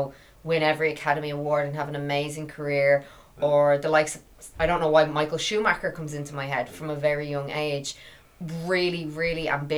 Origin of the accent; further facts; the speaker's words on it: Ireland; as Irish people